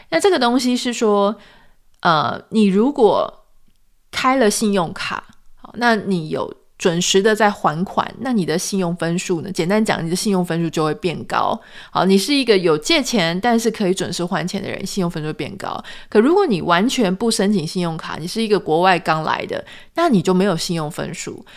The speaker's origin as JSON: {"language": "Chinese", "country": "Taiwan", "tie": "born or raised there", "moved": "as an adult", "lives_now": "United States", "said": "我们是自己台湾土生土长"}